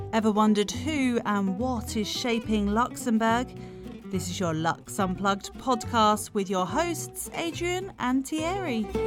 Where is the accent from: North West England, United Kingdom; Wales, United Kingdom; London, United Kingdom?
Wales, United Kingdom; I'm Welsh, so I, I have a smattering of Welsh